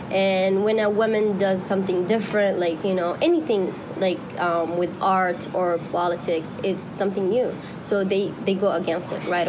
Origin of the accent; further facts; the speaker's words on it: Saudi Arabia; English is a second language; moved away as an adult; also born or lived in Yemen; now in Arizona, United States; See, first I was born in Saudi.